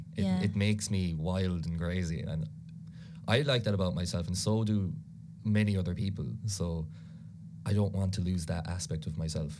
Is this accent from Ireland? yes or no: yes; Ireland; first language Irish; English is a second language; Irish is a huge part of my life, I suppose. You know, it was my first language. Grew up with it the whole time, you know, went to all Irish schools, did Irish in college for 3 years.